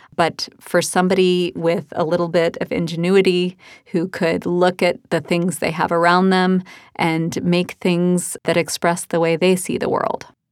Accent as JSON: {"language": "English", "town": "Birmingham", "region": "Alabama", "country": "United States", "tie": "born or raised there", "said": "When I was a kid growing up in Birmingham, Alabama"}